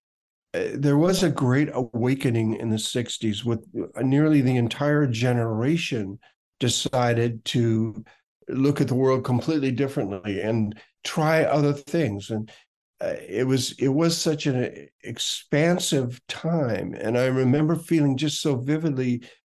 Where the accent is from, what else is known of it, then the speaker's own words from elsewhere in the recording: Minneapolis, Minnesota, United States; moved away as an adult; I came from Minneapolis when I was 21 to San Francisco